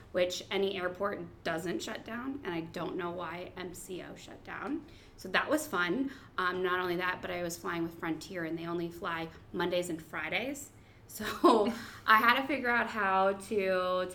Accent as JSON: {"language": "English", "town": "Columbus", "region": "Ohio", "country": "United States", "said": "I'm from Columbus"}